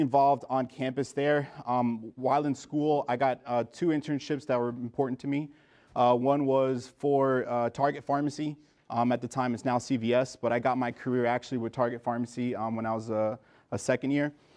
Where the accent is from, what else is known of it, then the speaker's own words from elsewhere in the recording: Miami, Florida, United States; also born or lived in New Jersey / Trinidad and Tobago (parents); I was born in New Jersey, uh, but I was actually raised in Miami. So I'm a first generation American